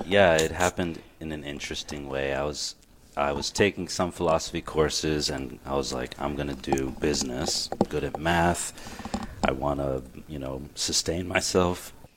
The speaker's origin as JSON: {"language": "English", "town": "Glen Burnie", "region": "Maryland", "country": "United States", "tie": "born or raised there", "also_born_or_lived": "Miami", "said": "I was born in Miami, but I grew up around here in Glen Burnie"}